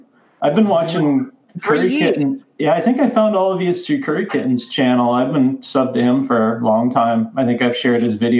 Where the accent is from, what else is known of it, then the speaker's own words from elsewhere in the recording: Canada; I am Canadian.